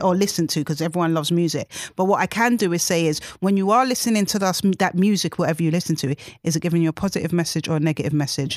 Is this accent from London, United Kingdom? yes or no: yes; London, United Kingdom; I was born and raised in Tottenham, South London